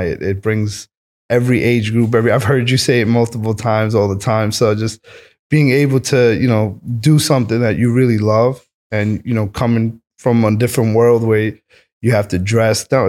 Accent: New York City, New York, United States; moved away as an adult; also born or lived in Oklahoma / California; being in Queens, being born and bred there

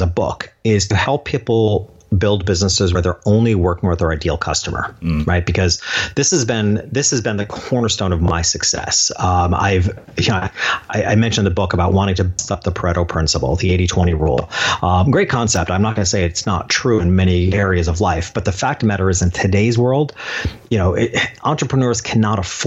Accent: New York, United States; my hometown, this little country town 2 hours north of New York City

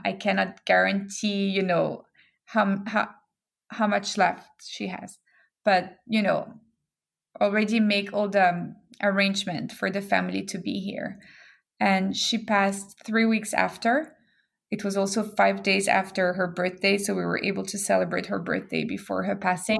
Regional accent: Geneva, Switzerland; moved away as an adult; also born or lived in Hong Kong / London / Brazil; now in New York, United States; I grew up in Geneva, Switzerland

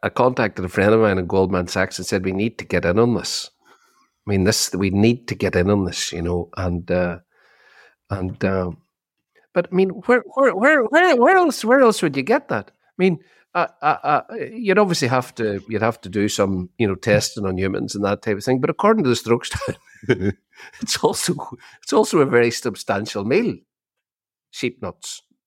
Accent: Ireland; We've had a massive resurgence here in Ireland in the Irish language

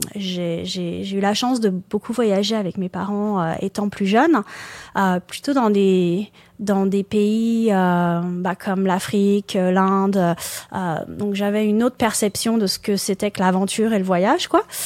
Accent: France; moved away as an adult; also born or lived in Qatar / Dubai / Alberta; now in Aylmer, Canada; je viens de France, mais j'ai vécu j'ai vécu à l'étranger pendant une bonne dizaine d'années avant de avant d'arriver au Canada en 2017.

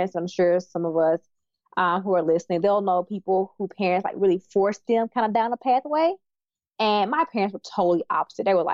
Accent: Terry, Mississippi, United States; moved away as an adult; also born or lived in Silicon Valley; now in Austin, United States; I'm from Mississippi, from Terry, Mississippi, very small town.

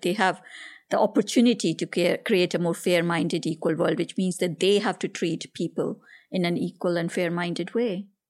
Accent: India; moved away as an adult; growing up in India

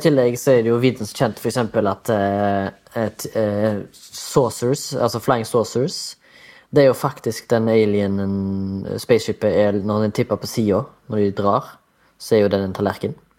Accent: Haugesund, Rogaland, Norway; jeg er fra Haugesund, 33 år gammel

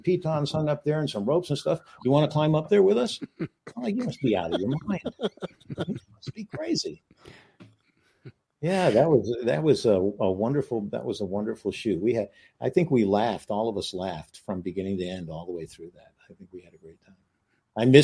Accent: King Ranch area, Texas, United States; now in Los Angeles, United States; my childhood in Texas. I was raised around the King Ranch area

